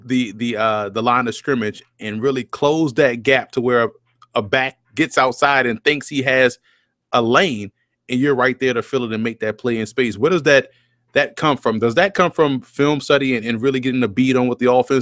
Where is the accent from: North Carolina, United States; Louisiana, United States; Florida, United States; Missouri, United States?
Louisiana, United States; New Orleans; also born or lived in New York City area; now in New York City, United States; I'm born and raised in New Orleans